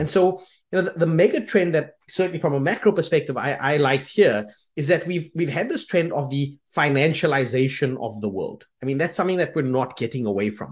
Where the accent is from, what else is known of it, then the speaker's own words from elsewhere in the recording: South Africa; moved away as an adult; we are South African